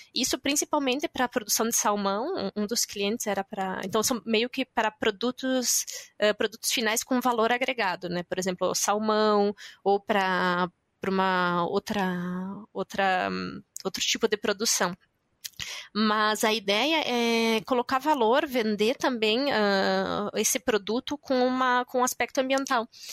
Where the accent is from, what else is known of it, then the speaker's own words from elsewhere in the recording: Concórdia, Santa Catarina, Brazil; moved away as an adult; also born or lived in Curitiba; now in France; eu nasci em Concórdia e é uma cidade que é a sede da Embrapas Finos e Aves